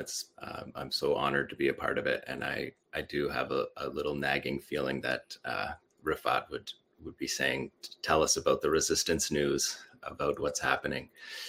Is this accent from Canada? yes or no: no; Shujaiya, Gaza Strip, Palestine; we grew up with this pride because we are from Shujaiya.